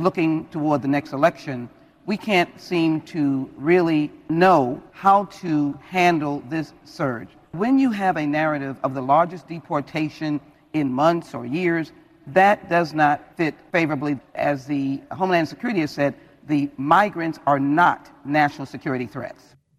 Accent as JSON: {"language": "English", "region": "Texas", "country": "United States", "said": "I am a Texan"}